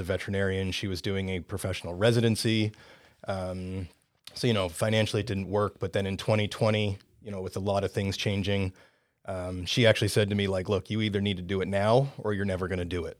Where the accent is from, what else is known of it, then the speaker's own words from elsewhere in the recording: Canada; moved away as an adult; also born or lived in Caribbean; now in United States; born and raised in Canada